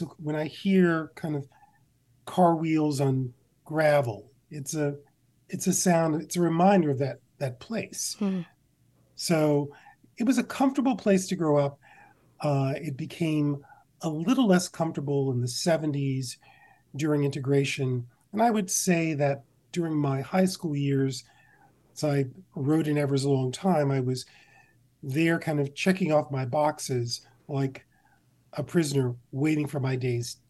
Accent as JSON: {"language": "English", "town": "Mount Olive", "country": "United States", "tie": "born or raised there", "said": "I grew up on an 80-acre farm outside of the town of Mount Olive. So it was kind of our own little world."}